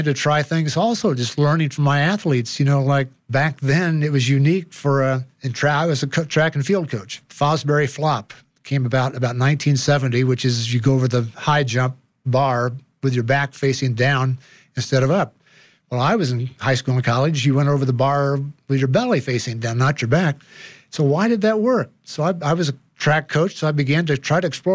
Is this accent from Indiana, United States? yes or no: yes; Indiana, United States; moved away as an adult; now in Colorado, United States; I grew up in Indiana